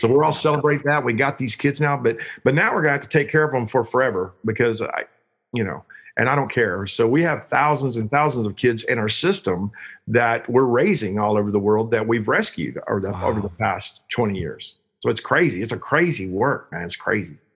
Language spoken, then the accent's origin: English; Joshua, Texas, United States; I'm from Joshua, Texas.